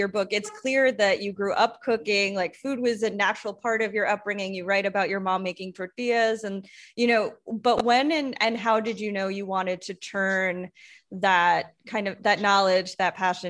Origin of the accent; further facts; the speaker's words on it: Long Island, New York, United States; I grew up on Long Island